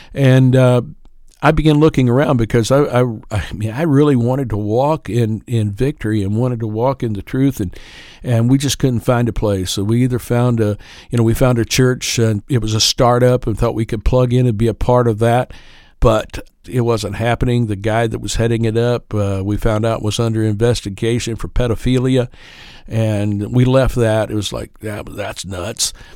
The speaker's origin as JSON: {"language": "English", "town": "Kendallville", "region": "Indiana", "country": "United States", "tie": "born or raised there", "also_born_or_lived": "Prestonsburg, Kentucky / Floyd County, Kentucky", "said": "I was raised in Kendallville, Indiana, went to school at East Noble High School"}